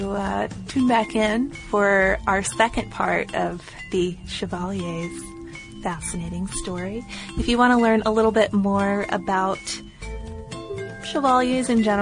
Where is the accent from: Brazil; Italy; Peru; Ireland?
Ireland; Carlow, County Carlow; Where I grew up in Ireland, one of the main crops was sugar beet. In Carlowtown, there was a big sugar factory that only closed down a few years ago